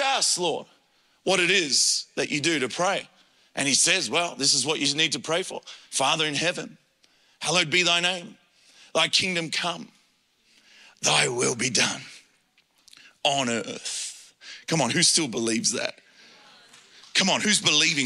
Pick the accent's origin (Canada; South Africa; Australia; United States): Australia; Adelaide, South Australia; I grew up in Adelaide and born there